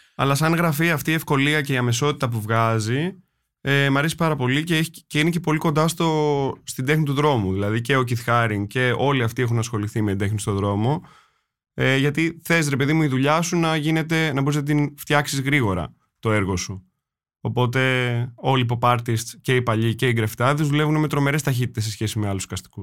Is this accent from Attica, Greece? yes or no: yes; Attica, Greece; εγώ όταν μεγάλωσα στα βόρεια